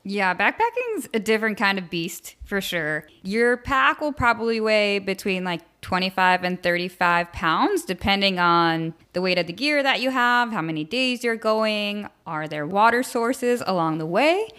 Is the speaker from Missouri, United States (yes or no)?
no; New York, United States; now in San Diego, United States; I grew up in New York, liking the outdoors and camping with my family, but didn't really start hiking, hiking until I moved to San Diego